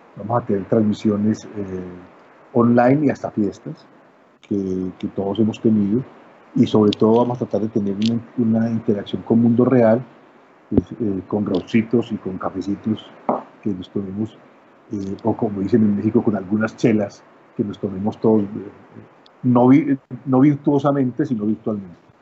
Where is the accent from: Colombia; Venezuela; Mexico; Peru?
Colombia; como decimos en Colombia